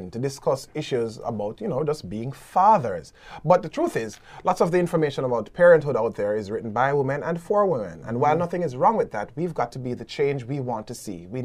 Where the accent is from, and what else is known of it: Jamaica